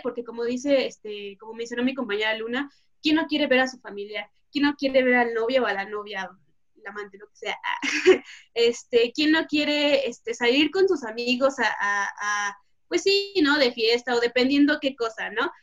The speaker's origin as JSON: {"language": "Spanish", "country": "Mexico", "said": "como mexicanos"}